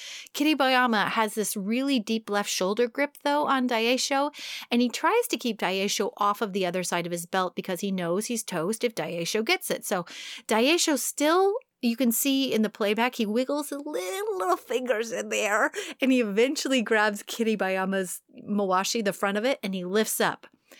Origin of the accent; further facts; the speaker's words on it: New York, United States; accent: New York; I can't do my New York accent anymore. I sound more like Boston.